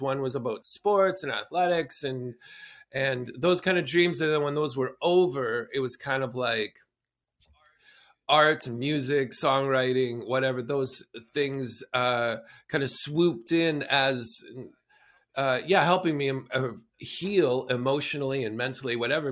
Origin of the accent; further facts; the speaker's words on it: southern Alberta, Canada; moved away; I grew up in southern Alberta in traditional Blackfoot territory